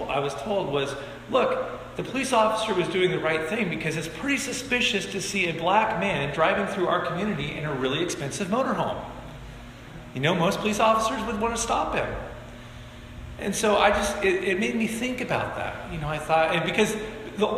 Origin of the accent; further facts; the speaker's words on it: Bend, Oregon, United States; I was raised in Bend, Oregon. Bend, Oregon was a little logging town when I was growing up.